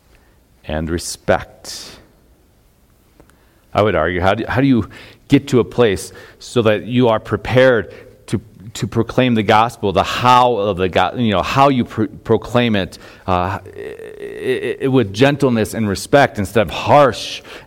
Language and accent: English; Chardon, Ohio, United States; moved away; I grew up in Northeast Ohio, a small town, Chardon, Ohio